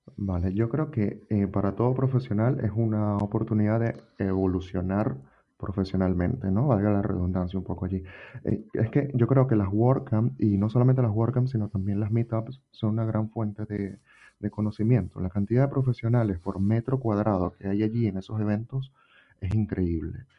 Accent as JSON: {"language": "Spanish", "country": "Venezuela", "moved": "as an adult", "lives_now": "Spain", "said": "Yo soy venezolano"}